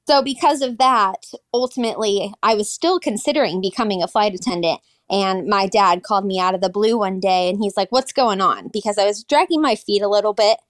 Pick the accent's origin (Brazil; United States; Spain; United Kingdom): United States; Seattle, Washington; now in Texas, United States; That is where I'm at today, but I'm originally from Seattle, Washington.